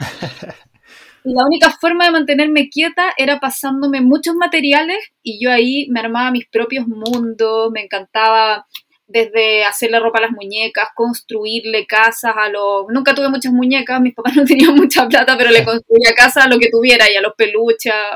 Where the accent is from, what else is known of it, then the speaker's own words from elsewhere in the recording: Chile; soy chilena, tengo 38 años